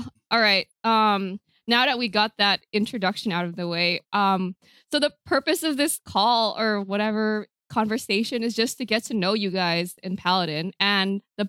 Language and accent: English; San Diego, California, United States; I am from San Diego, California.